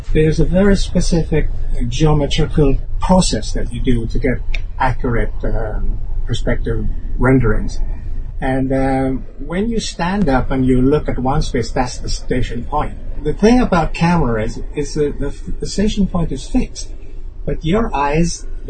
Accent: Kingston, Jamaica; also born or lived in Canada; now in Hong Kong; I was born in Kingston, Jamaica. I immigrated to Canada and I lived there for more than 14 years

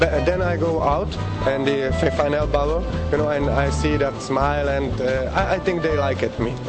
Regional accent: Prague, Czechia; English is a second language; I'm from Czech Republic, from Prague

